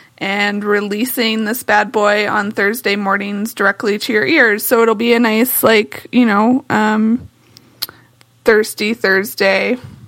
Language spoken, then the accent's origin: English; United States; accent: American; Some would catch my American accent and just immediately switch over to English, and some would stay to German because I fooled them. However, I know no Swedish, like none.